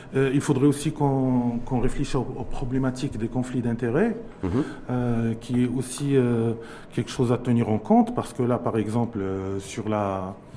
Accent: Morocco; chez nous au Maroc

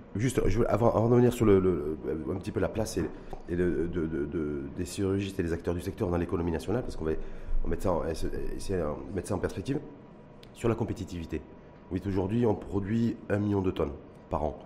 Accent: Morocco; chez nous, au Maroc

